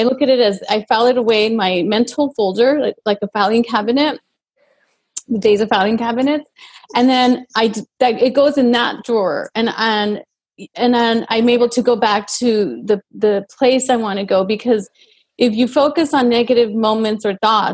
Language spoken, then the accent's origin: English; El Paso, Texas, United States; I grew up in El Paso, Texas, a border town, and just very close was Mexico.